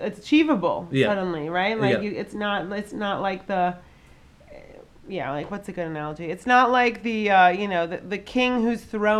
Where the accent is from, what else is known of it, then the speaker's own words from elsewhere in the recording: Connecticut, United States; now in New York City, United States; So I grew up in Connecticut